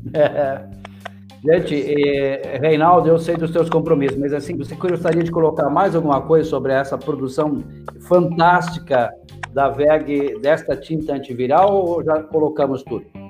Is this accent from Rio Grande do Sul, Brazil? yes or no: yes; Erechim, Rio Grande do Sul, Brazil; moved away; a minha terra também, o nosso barão de Cotegipe e Erechim.